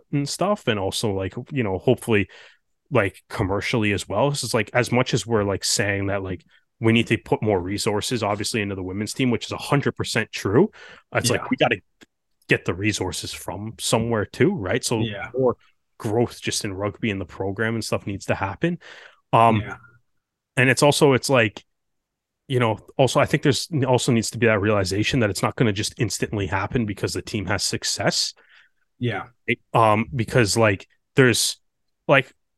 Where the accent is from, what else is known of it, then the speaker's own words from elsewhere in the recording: Canada; as Canadian rugby fans